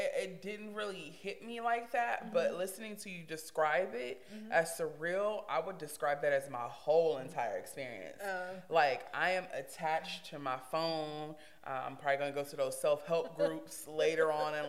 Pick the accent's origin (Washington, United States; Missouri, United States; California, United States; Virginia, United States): California, United States; Compton; I was born and raised in Los Angeles, Compton, California